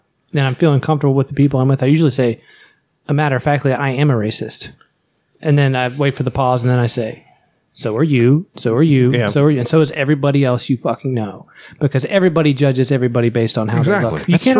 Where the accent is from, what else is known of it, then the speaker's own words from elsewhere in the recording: Southern West Virginia, United States; especially growing up in Southern West Virginia